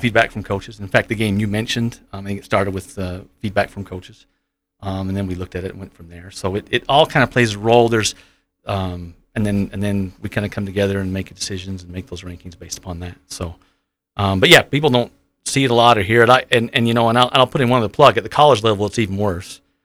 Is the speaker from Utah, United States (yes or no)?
yes; Providence, Utah, United States; I'm from Providence, so born and raised here in the Valley.